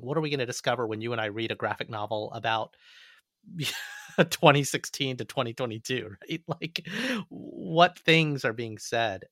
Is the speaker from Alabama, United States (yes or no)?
yes; Montgomery, Alabama, United States; moved away as an adult; I actually grew up in Montgomery, Alabama.